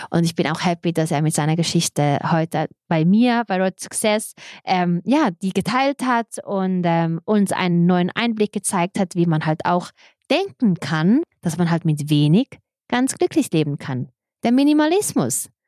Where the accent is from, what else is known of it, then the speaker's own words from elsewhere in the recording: Serbia; German is a second language; Ich kenne nur die Geschichten andersrum, weil ich bin